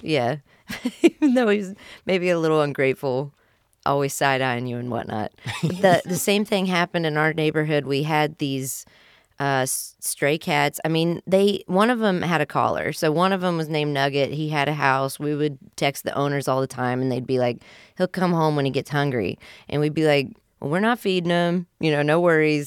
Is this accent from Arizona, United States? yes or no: no; West Virginia, United States; I grew up in West Virginia